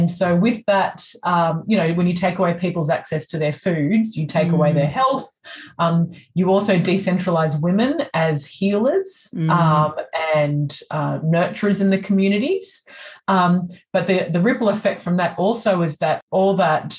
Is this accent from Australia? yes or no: yes; Australia; I'm the first generation born in Australia.